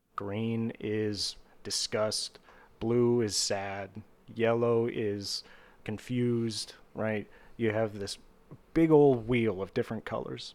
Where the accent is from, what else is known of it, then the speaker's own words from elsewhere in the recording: Vandalia, Ohio, United States; my hometown in Ohio